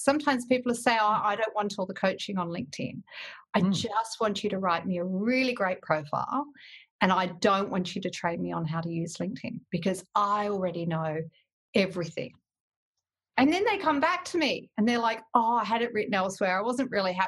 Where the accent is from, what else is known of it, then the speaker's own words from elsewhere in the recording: WA, Western Australia, Australia; also born or lived in England; I came back to WA